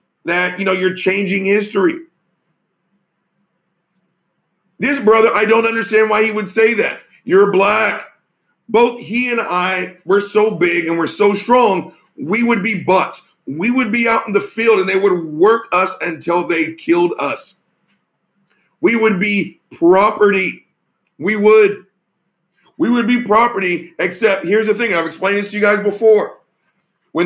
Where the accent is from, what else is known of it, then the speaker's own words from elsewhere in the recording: the South, United States; I'm from the South